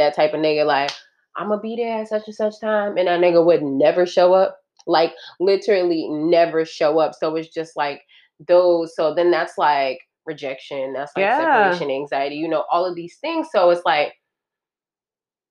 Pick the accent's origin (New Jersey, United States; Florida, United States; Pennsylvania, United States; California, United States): California, United States; moved away; growing up in California